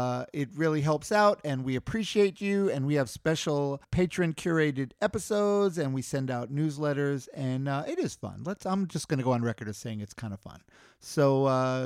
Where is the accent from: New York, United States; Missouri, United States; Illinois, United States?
New York, United States; New York City; I grew up in Queens, New York